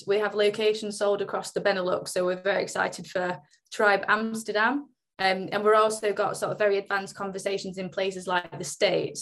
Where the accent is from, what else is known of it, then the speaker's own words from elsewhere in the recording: Oldham, North West England, United Kingdom; where I'm from originally is actually where I am now. So I'm from just outside Manchester. Um, I'm actually from Oldham, but prefer to say Manchester.